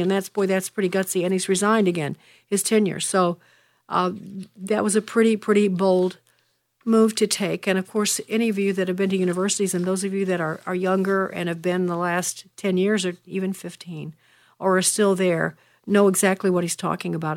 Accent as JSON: {"language": "English", "town": "Chicago", "region": "Illinois", "country": "United States", "tie": "born or raised there", "said": "my hometown of Chicago."}